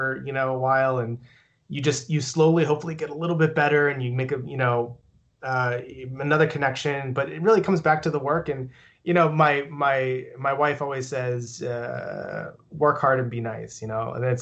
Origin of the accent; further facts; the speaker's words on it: Pittsburgh, Pennsylvania, United States; I'm from Pittsburgh